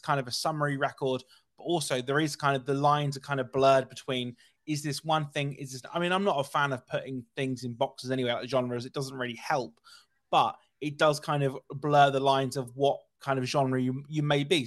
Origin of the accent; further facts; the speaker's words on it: United Kingdom; I'm very British